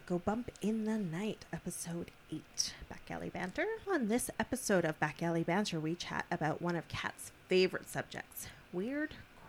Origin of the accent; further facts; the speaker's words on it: Canada; we are Canadian.